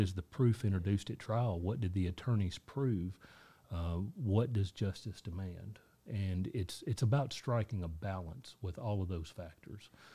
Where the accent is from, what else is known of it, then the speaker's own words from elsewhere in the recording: Dickson County, Tennessee, United States; I grew up here in Dixon County in, uh, nineteen ninety-two graduate of Dixon County High School